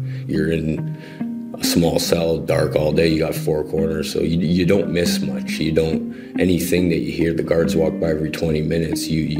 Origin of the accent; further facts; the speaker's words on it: Toronto, Ontario, Canada; also born or lived in Lindsay; I was born and raised in Toronto.